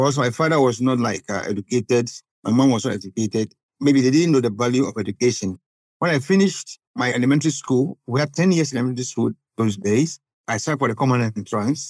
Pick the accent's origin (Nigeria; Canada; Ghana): Ghana; Accra, Greater Accra; moved away as an adult; now in Gambia; I was born in Accra and I did all my schools in Accra.